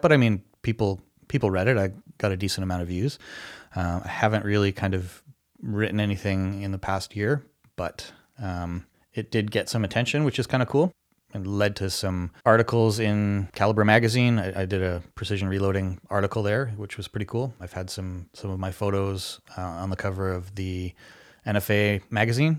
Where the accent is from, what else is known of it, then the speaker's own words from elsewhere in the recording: Canada; as a Canadian citizen